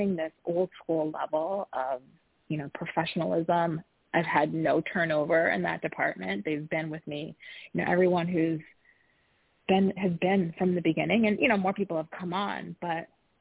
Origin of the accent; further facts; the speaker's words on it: Midwest, United States; I grew up in the Midwest.